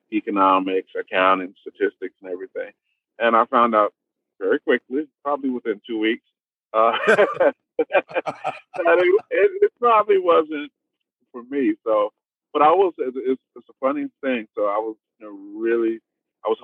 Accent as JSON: {"language": "English", "town": "Roosevelt", "region": "New York", "country": "United States", "tie": "born or raised there", "moved": "as an adult", "lives_now": "Houston, United States", "said": "I'm a native New Yorker. I'm from Roosevelt"}